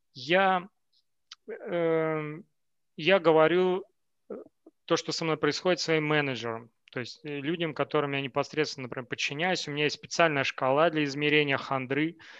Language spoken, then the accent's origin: Russian; Novokuznetsk, Kemerovo Oblast, Russia; moved away as an adult; also born or lived in Moscow, Russia; now in Portugal; я из Новокузнецка, у нас все замыкается вокруг горной э, промышленности